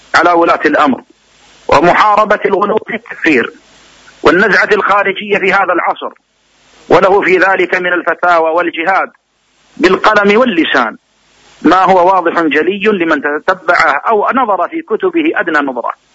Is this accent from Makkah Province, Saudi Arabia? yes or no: no; Riyadh, Riyadh Province, Saudi Arabia; عندنا في الرياض